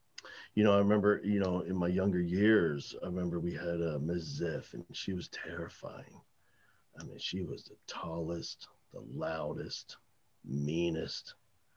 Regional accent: New Jersey, United States; I grew up in New Jersey

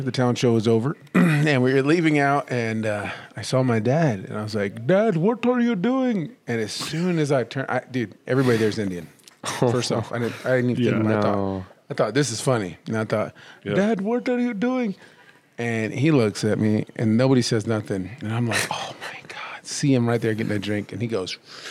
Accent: northern Mexico, Mexico; That's just I'm from North Mexico. That's how we

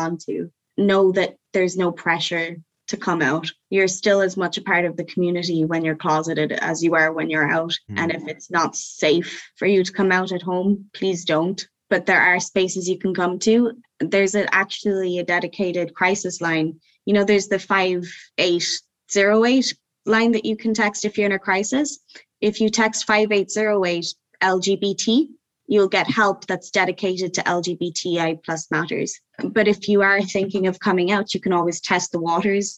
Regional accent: County Cork, Munster, Ireland; I grew up in County Cork

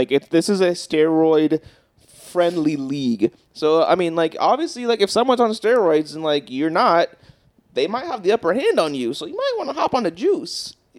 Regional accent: United States

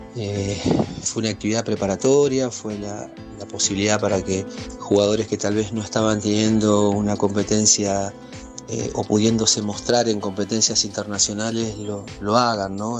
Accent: Argentina; como buenos argentinos queremos siempre eh, ganar

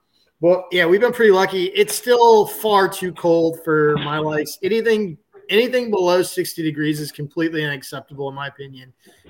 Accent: Northern Michigan, United States; moved away; also born or lived in California; After growing up in Northern Michigan, I feel like I hit my snow quota by the time I was like 12.

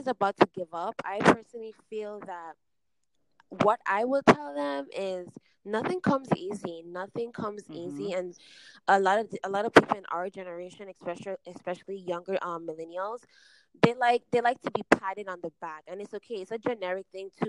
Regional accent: St. Thomas, U.S. Virgin Islands; moved away as an adult; now in Orlando, United States; I am from the United States Virgin Islands, St. Thomas, born and raised. I currently reside in Orlando, Florida

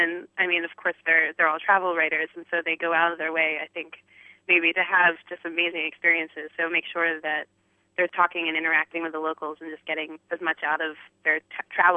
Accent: Philadelphia, Pennsylvania, United States; moved away; I'm originally from Philadelphia

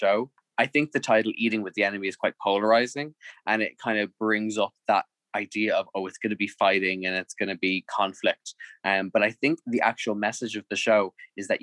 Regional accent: Ireland; Irish people are just so polite.

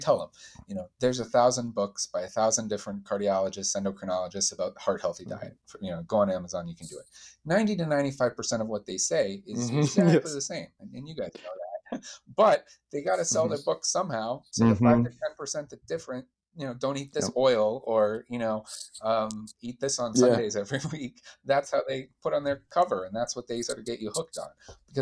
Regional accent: Calgary, Alberta, Canada; I'm from Calgary, Canada

